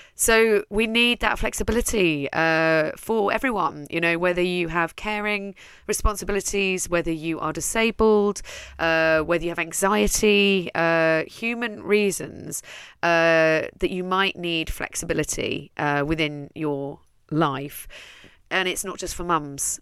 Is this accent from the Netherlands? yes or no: yes; Netherlands; moved away as an adult; now in London, United Kingdom; I'm from Holland, I'm Dutch, I raised one daughter there